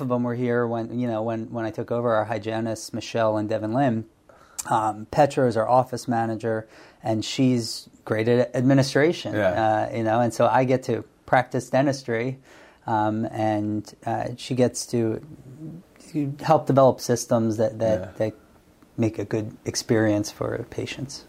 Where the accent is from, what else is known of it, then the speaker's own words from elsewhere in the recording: Bensalem, Pennsylvania, United States; also born or lived in State College, Pennsylvania; I grew up in Ben Salem, which is outside of Northeast Philadelphia